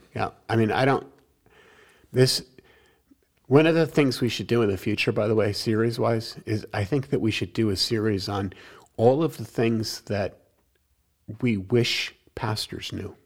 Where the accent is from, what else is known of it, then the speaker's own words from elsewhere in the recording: New York, United States; I'm from New York